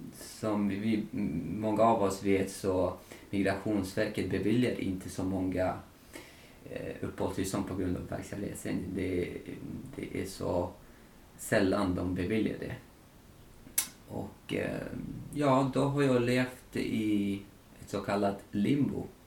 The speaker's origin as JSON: {"language": "Swedish", "country": "Tajikistan", "moved": "yes", "lives_now": "Sweden", "said": "Tadzjikistan där jag kommer ifrån"}